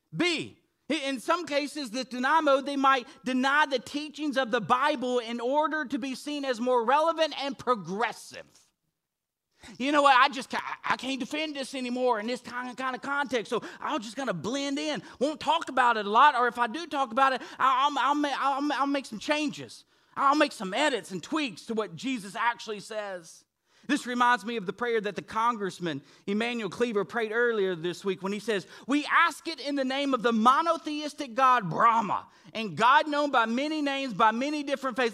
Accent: the South, United States; moved away as an adult; me growing up in the South

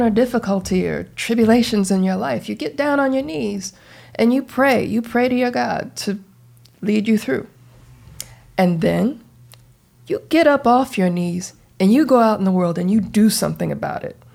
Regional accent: Indiana, United States; now in California, United States; and I, I didn't come to California until 2005. Like, I, like, I grew up in Indiana.

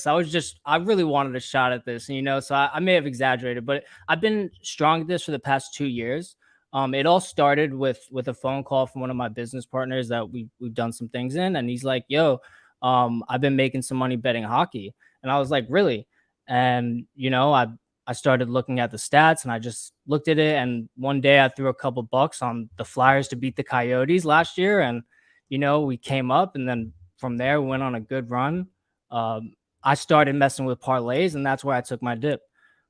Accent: New Jersey, United States; I am from Jersey

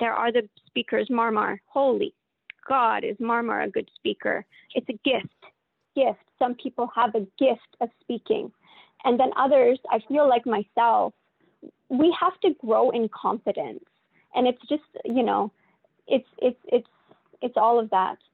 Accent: Calgary, Alberta, Canada; moved away as an adult; now in Vancouver Island, Canada; I grew up in Calgary, so I grew up away from our culture. I moved back to the island six years ago.

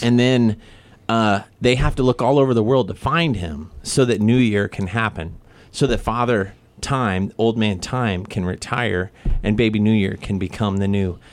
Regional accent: Kansas City, United States; I'm from Kansas City

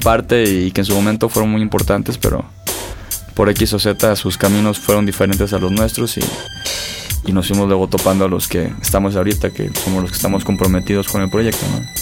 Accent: Acapulco, Guerrero, Mexico; moved away; also born or lived in Monterrey; Soy de Acapulco, pero estaba viviendo allá.

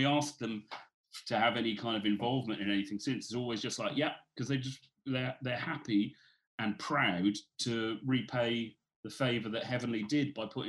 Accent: Newport, Wales, United Kingdom; I'm from Newport, so I'm just down the road from them

